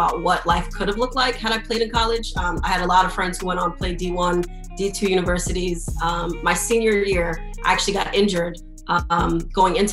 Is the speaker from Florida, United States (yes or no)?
yes; Miami, Florida, United States; I'm born and raised in Miami, Florida